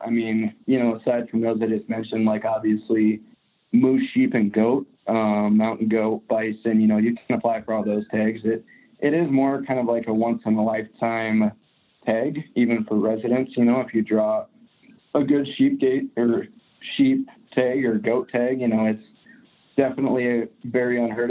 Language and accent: English; Glendive, Montana, United States; I grew up in Glendive, which is about as far east of Montana as you can go. So really, you know, I grew up and I'm living currently in the same state